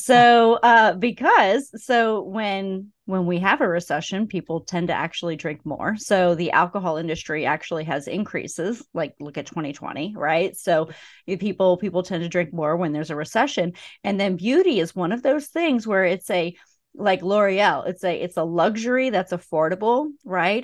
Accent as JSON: {"language": "English", "region": "Pennsylvania", "country": "United States", "tie": "born or raised there", "moved": "yes", "lives_now": "Georgia, United States", "said": "I grew up in Pennsylvania where beer is sold in package stores."}